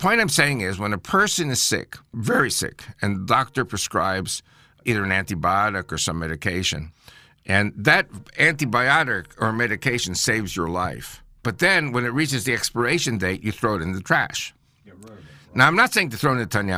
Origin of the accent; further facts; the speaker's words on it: United States; I'm American-born